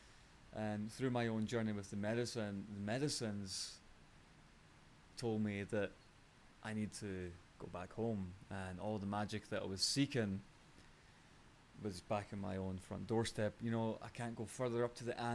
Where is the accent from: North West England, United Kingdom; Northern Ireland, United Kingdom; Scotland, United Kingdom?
Scotland, United Kingdom; moved away as an adult; now in Costa Rica; growing up in Scotland